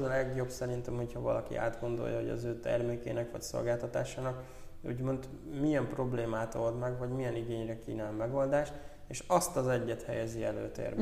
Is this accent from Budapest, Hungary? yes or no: no; Zala, Hungary; mi Zalából származunk